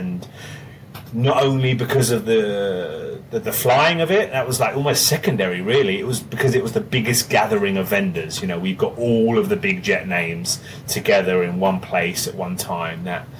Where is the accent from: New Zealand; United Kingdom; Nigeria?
United Kingdom; England; moved away; Even when I came from England, it was with the Horizon team